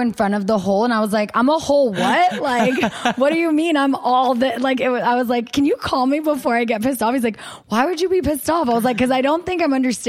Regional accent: United States; accent: American; my American accent

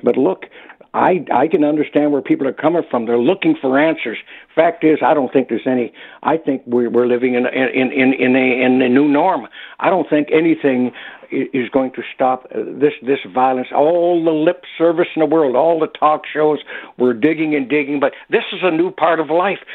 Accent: Detroit, Michigan, United States; now in Toronto, Canada; growing up in the Detroit area and watching, living there the year of the riot

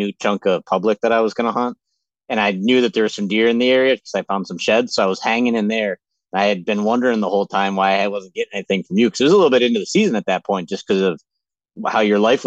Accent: Western New York, United States; I'm from Western New York, kind of a little bit more north of where you were originally from, Jake, as you know, but just your typical guy that just grew up in a hunting family.

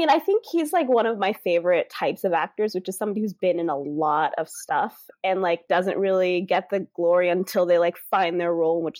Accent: Southern California, United States; I grew up in Southern California in the 90s. I lived in like the Inland Empire, so an hour or so outside of LA. And so I was like 8, 9 when this was all happening. And it was very much, and obviously I'm Black

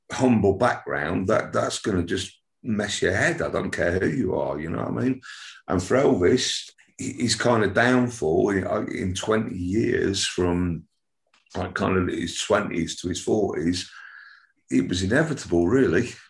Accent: Wigan, North West England, United Kingdom; also born or lived in Nottingham / Ormskirk / Southport / Liverpool; I was born in Nottingham. This is a story longer than a bit of string. we we ended up in Wigan, then we moved

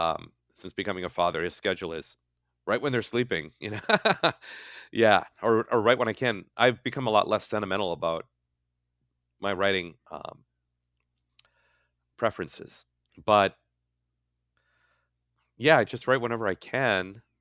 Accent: Midwest, United States; now in California, United States; I had never really written about my life as a Midwesterner in California and what that's been like and what it was like moving here.

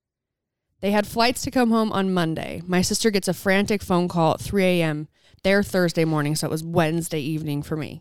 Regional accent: St. George, Utah, United States; I'm from St. George, Utah

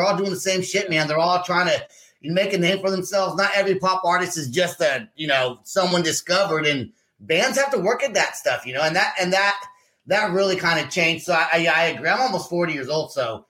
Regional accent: California, United States; now in Oklahoma, United States; I'm from California originally, or really pop music all that much. But I do live in Oklahoma now.

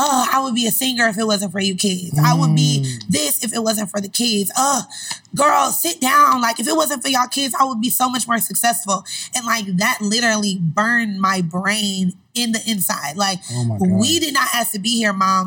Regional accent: Cleveland, Ohio, United States; also born or lived in Indianapolis, Indiana; I'm from Cleveland, but my mom lived in Indianapolis, so I moved to Cleveland

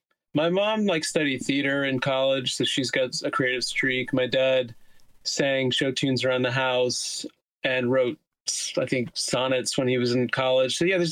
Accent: Teaneck, New Jersey, United States; now in Queens, New York, United States; I live in Queens, New York, and I'm from New Jersey.

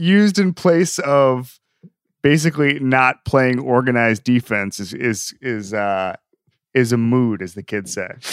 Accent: Florida, United States; I grew up in Florida and everybody's a Braves fan in Florida

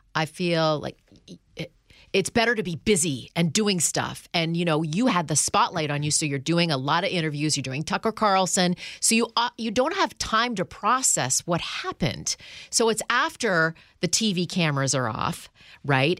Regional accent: Canada; now in United States; when I was a kid from Canada who moves to New York City

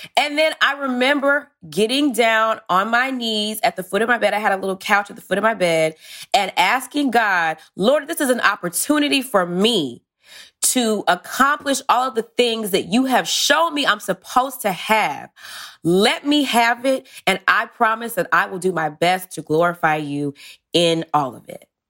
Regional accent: Georgia, United States; moved away; I'm from Georgia originally

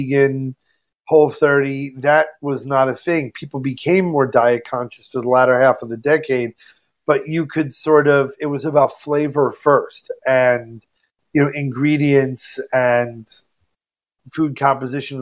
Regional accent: New York, United States; I'm a New Yorker

